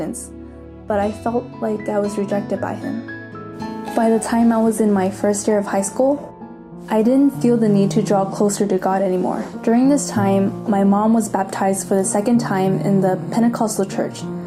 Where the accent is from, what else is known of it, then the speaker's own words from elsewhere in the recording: San Francisco, California, United States; now in Davis, United States; I was born and raised in San Francisco, but 3 years ago I moved to Davis for college